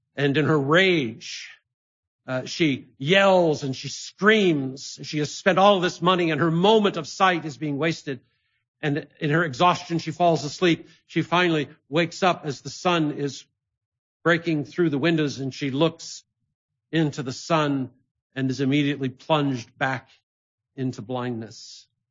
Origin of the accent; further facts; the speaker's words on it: Ithaca, New York, United States; my hometown of Ithaca, New York